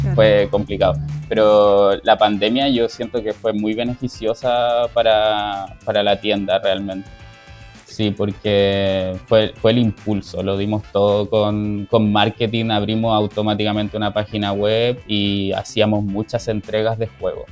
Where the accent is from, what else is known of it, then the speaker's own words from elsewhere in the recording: Santiago, Santiago Metropolitan Region, Chile; moved away as an adult; now in Puerto Natales, Chile; yo soy de Santiago